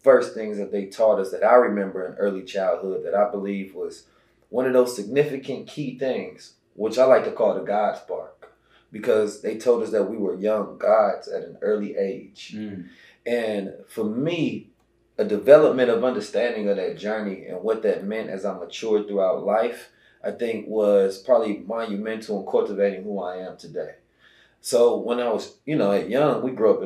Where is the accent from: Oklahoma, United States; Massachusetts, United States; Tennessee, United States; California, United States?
California, United States; Oakland; moved away; also born or lived in St. Louis, Missouri; I was born in St. Louis, but I was raised in Oakland